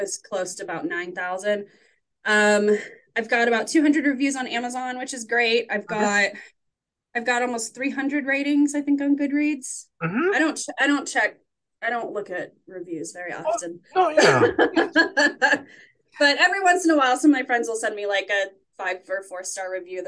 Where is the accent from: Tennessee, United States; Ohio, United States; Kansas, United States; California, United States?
Ohio, United States; Warren; I grew up in Warren, Ohio